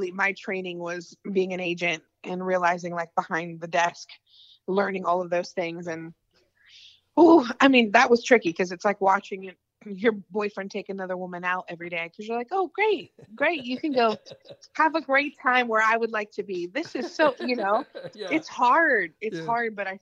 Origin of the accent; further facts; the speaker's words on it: Gainesville, Florida, United States; moved away as an adult; also born or lived in Los Angeles, United States; now in Nashville, United States; where I grew up in Florida and all my family's from